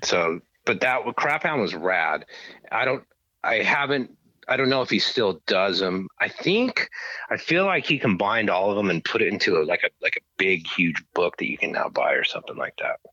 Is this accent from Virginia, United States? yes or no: no; Grand Junction, Colorado, United States; moved away as an adult; also born or lived in Stevens Point, Wisconsin / Kansas; now in Los Angeles, United States; we moved to a place called Grand Junction, Colorado, which is on the western slope of the Rockies, which is closer to Utah than Denver